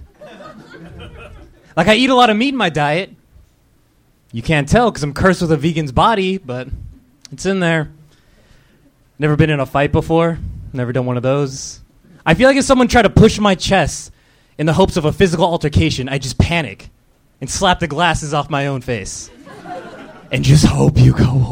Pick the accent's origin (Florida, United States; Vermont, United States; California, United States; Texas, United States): California, United States; Ontario; now in Los Angeles, United States; Southern California. From Ontario, California